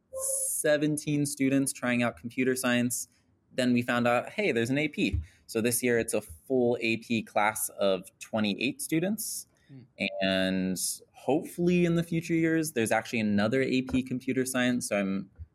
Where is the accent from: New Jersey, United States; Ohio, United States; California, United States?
Ohio, United States; Kent; moved away as an adult; now in Los Angeles, United States; I grew up in Kent, Ohio, went to school in Hudson